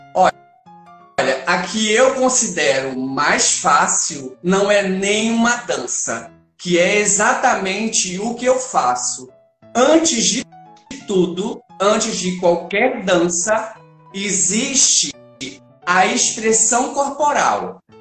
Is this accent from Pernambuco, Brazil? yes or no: yes; Pernambuco, Brazil; como eu sou pernambucano